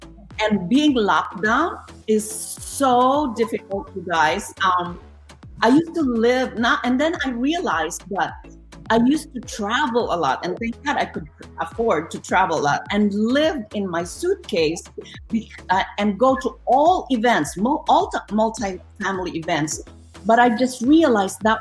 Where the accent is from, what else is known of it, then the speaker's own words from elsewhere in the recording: Philippines; moved away; I'm Filipino. I have a big, big family.